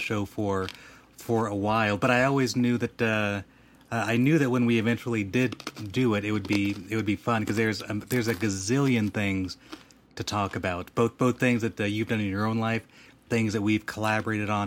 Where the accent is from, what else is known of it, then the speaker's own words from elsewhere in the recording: Rancho Cucamonga, California, United States; we both grew up in the Inland Empire and Rancho Cucamonga